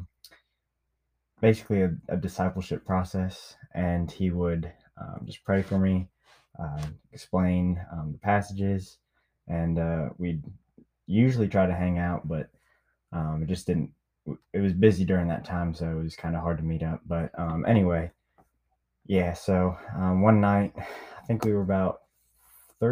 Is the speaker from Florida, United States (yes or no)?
yes; Niceville, Florida, United States; moved away; also born or lived in Memphis, Tennessee / Mississippi Delta; My hometown is Niceville, Florida.